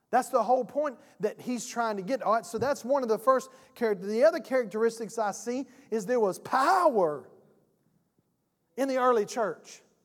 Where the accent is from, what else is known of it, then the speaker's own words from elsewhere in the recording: South Georgia, United States; I am from South Georgia. I'm country.